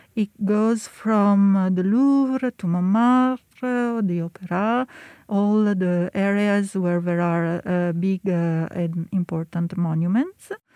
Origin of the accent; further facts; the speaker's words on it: Milan, Lombardy, Italy; moved away as an adult; now in Paris, France; we are both from Italy. I am uh, from Milano